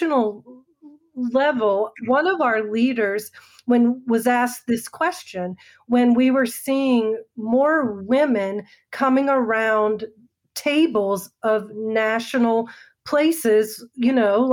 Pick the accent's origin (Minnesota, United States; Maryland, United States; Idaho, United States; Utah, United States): Maryland, United States; now in Northern Virginia, United States; I'm an East Coast girl, born and raised in Maryland, and my home is Virginia